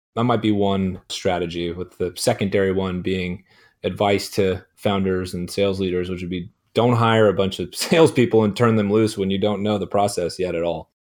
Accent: Chico, California, United States; also born or lived in San Francisco Bay Area / Arizona; my hometown in Chico, uh, California

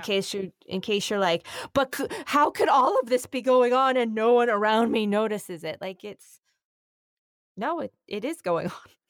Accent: New York, United States; I'm a New Yorker

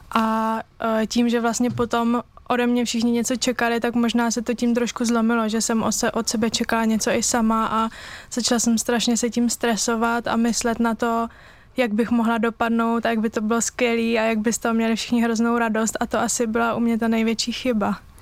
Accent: Brno, South Moravian Region, Czechia; u nás v Brně

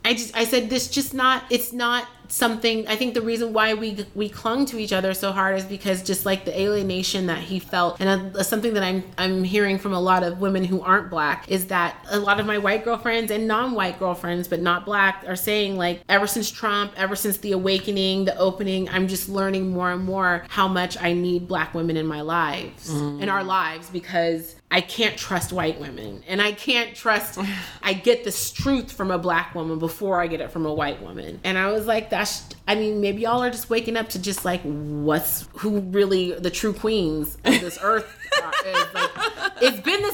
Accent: San Francisco, California, United States; I grew up in San Francisco and I grew up in a town where diversity and inclusivity was just what we were

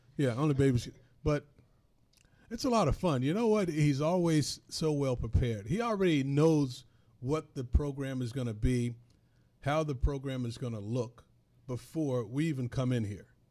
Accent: North Carolina, United States; I grew up in North Carolina

